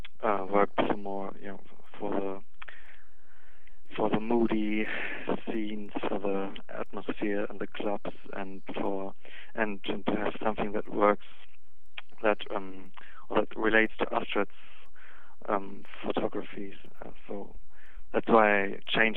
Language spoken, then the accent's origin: English; Northern Germany, Germany; English is a second language; Near Hamburg.